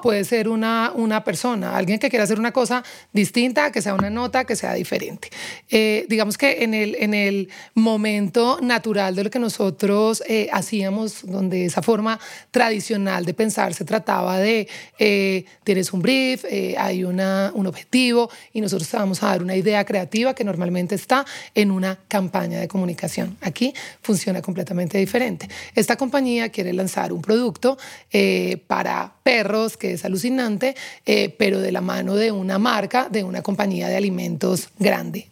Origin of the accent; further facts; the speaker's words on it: Pereira, Risaralda, Colombia; moved away as an adult; also born or lived in Barranquilla; now in Bogotá, Colombia; crecí Sí, toda mi vida en, Pereira, pero nací en Barranquilla. A los nueve años me fui, me fui a vivir a Pereira